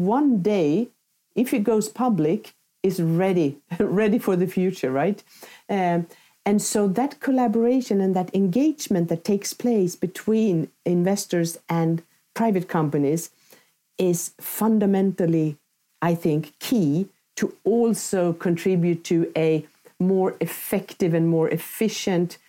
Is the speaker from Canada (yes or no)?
no; Sweden; my home country, Sweden